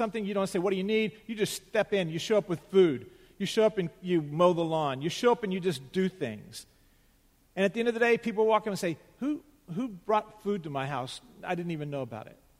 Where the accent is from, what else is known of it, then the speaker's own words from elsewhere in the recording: United States; we as American Christians